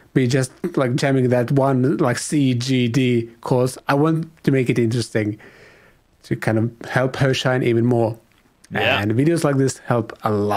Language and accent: English; Finland; I'm from Finland